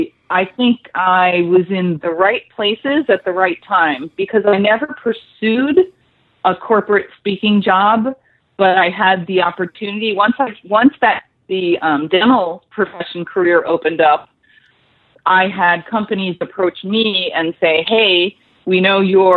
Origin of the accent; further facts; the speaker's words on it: Clarks Summit, Pennsylvania, United States; I grew up in a real small town outside of that called Clark Summit. So I had a very active outdoor life. It was a, more of a farming country and coal mining town.